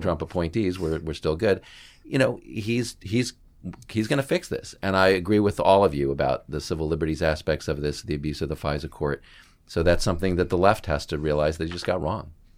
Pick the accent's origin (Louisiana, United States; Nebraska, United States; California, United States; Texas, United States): Texas, United States; Houston; now in Washington, United States; I am from the Houston area, so I am an Astros fan. But now I live in Washington